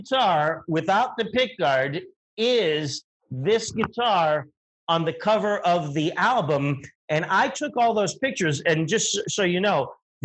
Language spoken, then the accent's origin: English; Windber, Pennsylvania, United States; In my hometown, there, Windber, PA, which I love